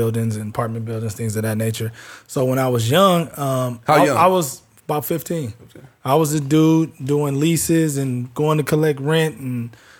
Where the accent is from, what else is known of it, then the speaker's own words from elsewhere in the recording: Los Angeles, California, United States; I'm from LA, South Central.